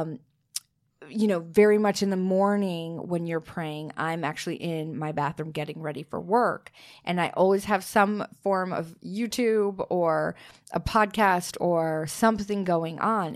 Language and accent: English; Minnesota, United States; I'm from Minnesota